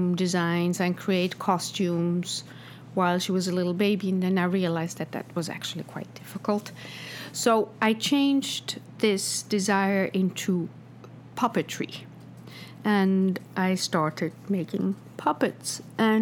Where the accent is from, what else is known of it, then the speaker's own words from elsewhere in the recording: Switzerland; now in New York, United States; I grew up in Switzerland, where you go home from school, you go home and have lunch at home